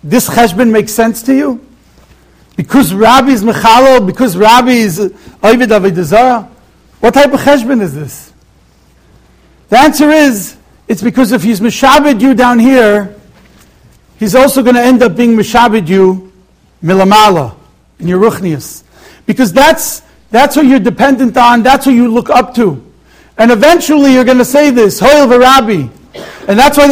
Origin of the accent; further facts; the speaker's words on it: Israel; now in Monsey, United States; I grew up in Eretz Yisrael for many years. I came to the United States